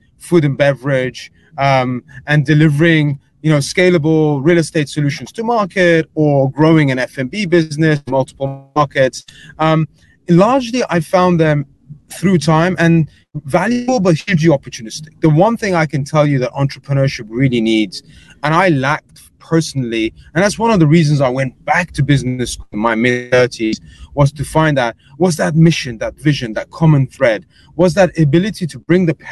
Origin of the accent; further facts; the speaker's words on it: England, United Kingdom; accent: English; moved away as an adult; now in United States; I'm an Englishman. You can tell from the accent.